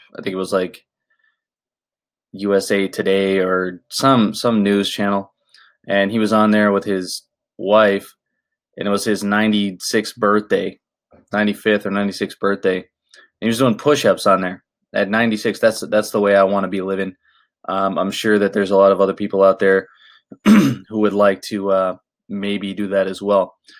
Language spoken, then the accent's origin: English; Orlando, Florida, United States; now in Los Angeles, United States; I was born in Orlando, Florida